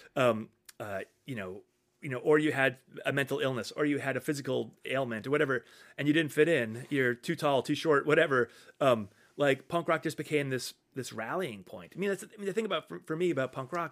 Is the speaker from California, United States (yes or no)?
no; Fairhaven, Massachusetts, United States; I grew up outside of New Bedford in, in this, the small town of Fairhaven on the, okay. on the south coast